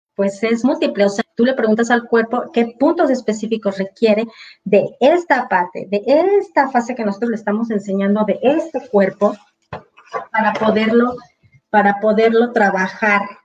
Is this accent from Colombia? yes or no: no; Mexico; exclusivamente en mi país es eso